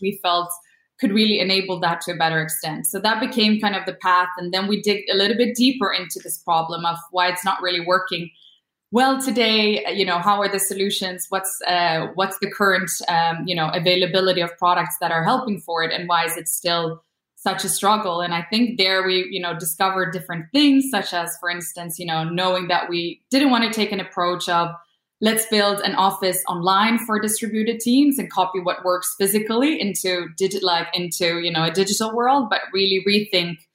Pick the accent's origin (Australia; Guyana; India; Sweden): Sweden; moved away; also born or lived in Copenhagen; I'm born and raised in Sweden, but my parents are Polish